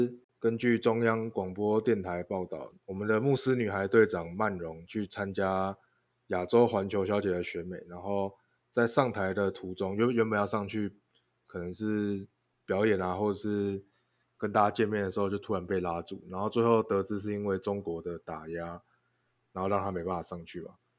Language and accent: Chinese; Taiwan; now in United States; 那我们就是做好我们自己，就是以身为台湾人为荣。就像我自己在美国，其实我就算我来现在三个礼拜，我也不觉得我们我有特别融入他们。